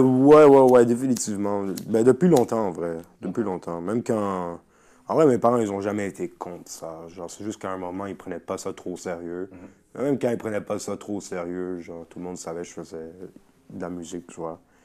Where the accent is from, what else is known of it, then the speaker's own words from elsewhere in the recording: Montreal, Quebec, Canada; chez nous, à Montréal